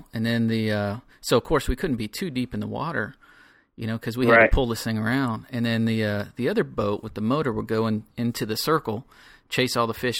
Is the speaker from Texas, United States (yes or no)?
no; Florida, United States; I grew up in Florida